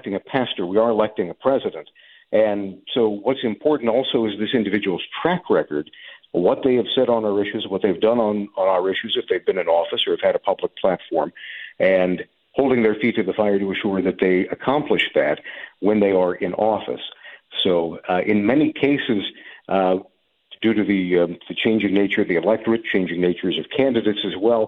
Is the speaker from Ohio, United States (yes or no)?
yes; Ohio, United States; my home state of Ohio